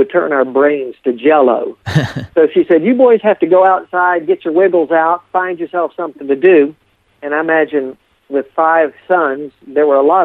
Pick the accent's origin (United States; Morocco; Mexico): United States; Appalachia; also born or lived in Deep South; when I grew up in this area